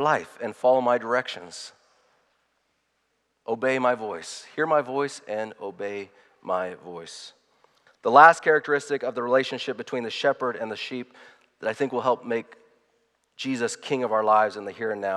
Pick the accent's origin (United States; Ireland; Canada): United States; I'm proud to be an American